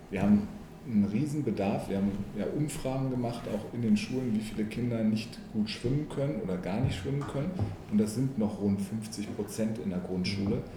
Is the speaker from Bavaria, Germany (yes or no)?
no; Hanover, Lower Saxony, Germany; Ich bin ja in der List aufgewachsen